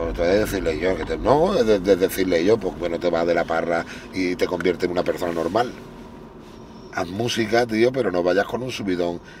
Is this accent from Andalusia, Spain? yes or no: yes; Málaga, Andalusia, Spain; Yo soy el papi de Málaga